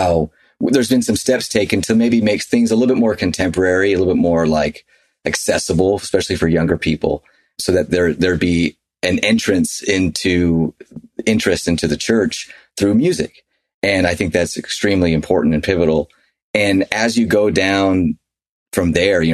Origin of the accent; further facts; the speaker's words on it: Nashville, Tennessee, United States; now in Utah, United States; we grew up in Nashville where, you know, it was just different than Utah for sure, which is where we live now